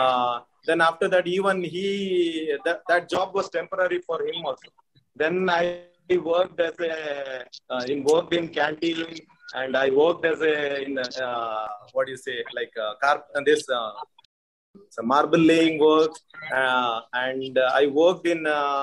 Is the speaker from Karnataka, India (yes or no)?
yes; Mukka, Karnataka, India; I born and brought up in Mukka. That's near NITK, Suratkal. It's only around 20 kilometers far from Mangalore city.